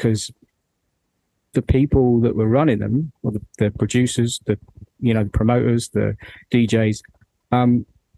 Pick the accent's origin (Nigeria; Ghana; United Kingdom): United Kingdom; London; moved away as an adult; also born or lived in Midlands; now in near Birmingham, United Kingdom; So I'm from London, but I moved to the Midlands about 8 years ago. So I live just north of Birmingham.